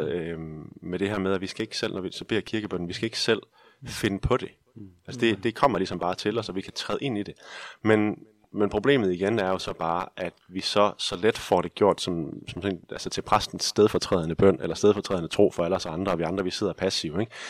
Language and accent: Danish; Denmark